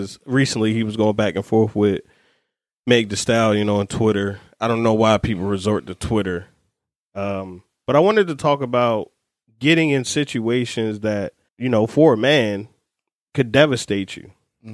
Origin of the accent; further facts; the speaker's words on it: Baltimore, Maryland, United States; Growing up in Baltimore